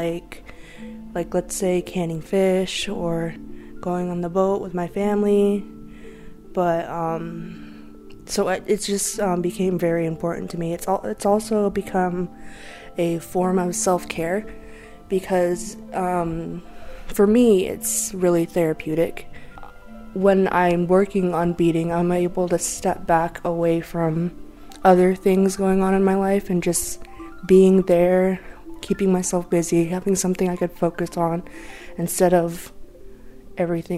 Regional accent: Lummi, Washington, United States; I'm from Lummi, but I'm also Canadian, Blackfoot, and Filipino.

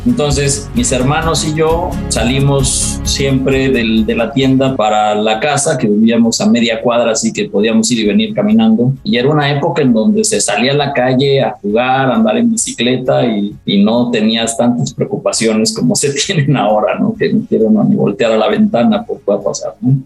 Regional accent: Mexico City, Mexico; Somos eh, una familia que yo nací en la Ciudad de México

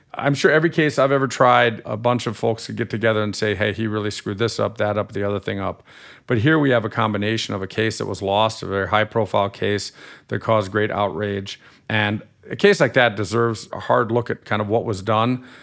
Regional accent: Germany; accent: slightly nasal; moved away as an adult; now in United States; I grew up in Germany till I was eighteen and I'm a German-American dual national

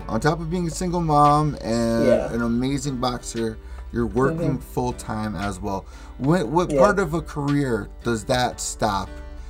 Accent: New Haven, Connecticut, United States; New Haven, Connecticut. So, like, I'm like 90 minutes away from, like, New York. It's New Haven, Connecticut.

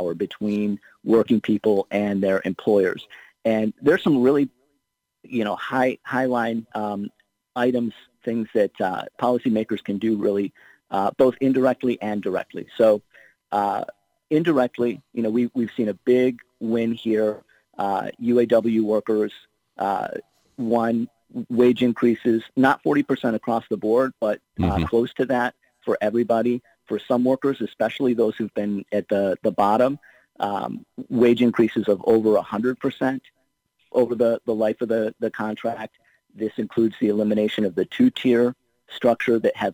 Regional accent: Ohio, United States; my home state of Ohio

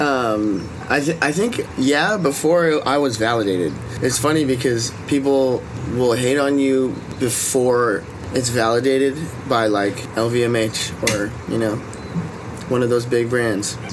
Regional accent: Hawaii, United States; growing up in Hawaii is kind of the best thing you could ever

